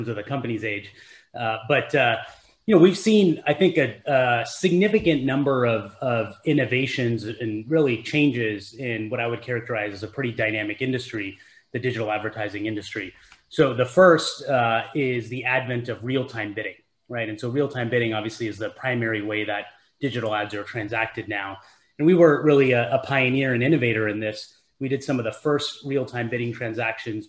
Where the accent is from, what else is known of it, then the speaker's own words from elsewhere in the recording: Silicon Valley, California, United States; I grew up here in Silicon Valley